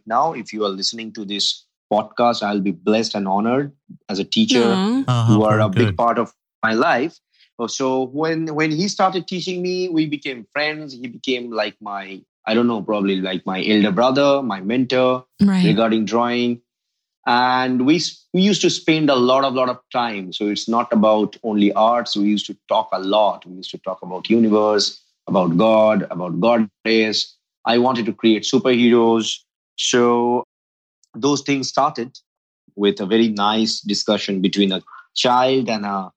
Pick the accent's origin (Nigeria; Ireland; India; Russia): India; I grew up completely in India, full-fledged Indian, homegrown man.